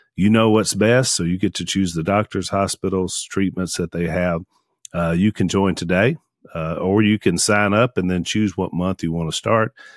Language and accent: English; Junction City, Louisiana, United States; close to where we grew up in Junction City